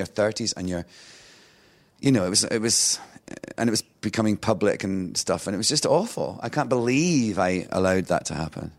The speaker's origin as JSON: {"language": "English", "region": "Scotland", "country": "United Kingdom", "also_born_or_lived": "London / New York", "moved": "as an adult", "said": "being Scottish"}